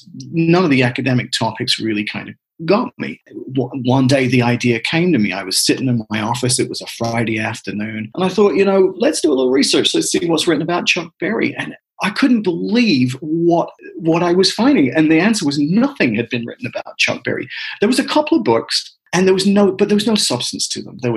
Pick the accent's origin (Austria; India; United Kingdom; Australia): United Kingdom; England; moved away as an adult; I was born in 1960 and was born and raised in England.